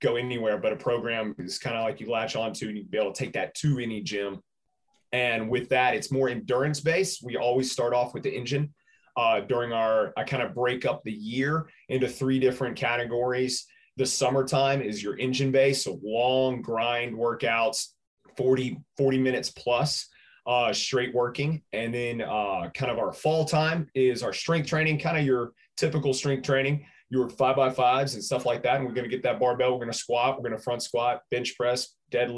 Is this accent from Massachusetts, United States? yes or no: no; Birmingham, Alabama, United States; also born or lived in Gadsden, Alabama; I was born and raised in Birmingham here, where the gym is now